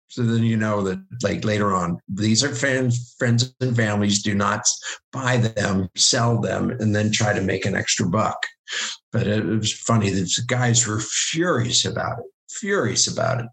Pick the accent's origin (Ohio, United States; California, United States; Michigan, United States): Ohio, United States; Bowling Green; moved away; also born or lived in Pennsylvania; I'm an American. I was born in Bowling Green, Ohio. My parents are from Pennsylvania